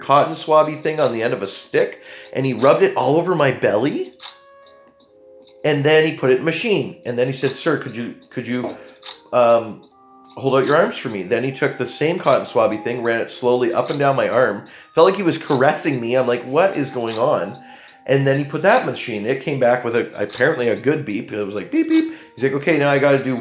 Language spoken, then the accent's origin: English; Canada; I'm being very Canadian about it